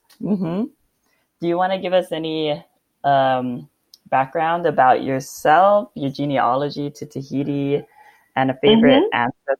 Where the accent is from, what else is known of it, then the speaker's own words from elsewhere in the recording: Waiau, Hawaii, United States; now in Moorea, French Polynesia; I am from Waiau, Oahu, and I am now residing in Afreitu Morea Te Aumauki.